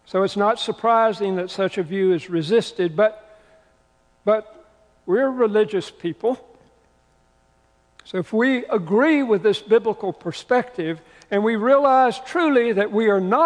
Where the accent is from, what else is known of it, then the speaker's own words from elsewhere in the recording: the South, United States; I grew up in the South. I grew up hearing hellfire and damnation preaching